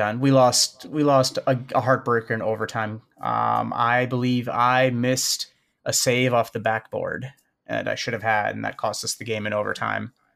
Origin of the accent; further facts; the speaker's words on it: Chicago, Illinois, United States; I'm from Chicago, born and raised